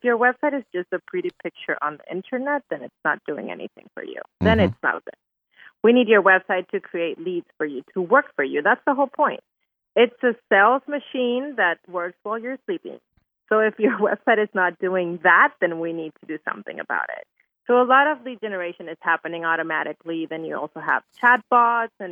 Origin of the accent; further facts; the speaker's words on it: Venezuela; now in Houston, United States; I'm from Venezuela, so our biggest thing is making our Venezuelan Christmas food